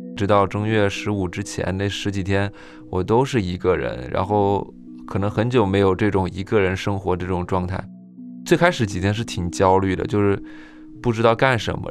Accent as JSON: {"language": "Chinese", "region": "Hubei", "country": "China", "tie": "born or raised there", "moved": "as an adult", "lives_now": "Beijing, China", "said": "我的老家是湖北"}